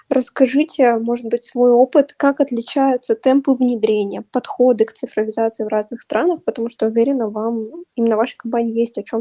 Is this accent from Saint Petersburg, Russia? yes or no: no; Yekaterinburg, Sverdlovsk Oblast, Russia; У нас вот мы сами из Екатеринбурга, у нас зимой холодно, минус 30